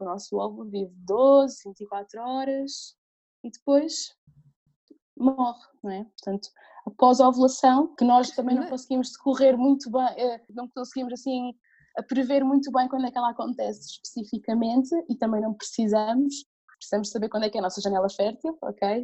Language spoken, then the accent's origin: Portuguese; Alentejo, Portugal; moved away as an adult; also born or lived in England; eu cresci em no Alentejo